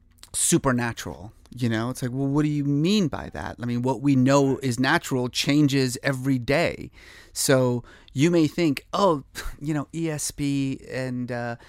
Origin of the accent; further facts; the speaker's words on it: Iran; born there; moved away; I was born in Iran. My family left in 1972. When the revolution happened.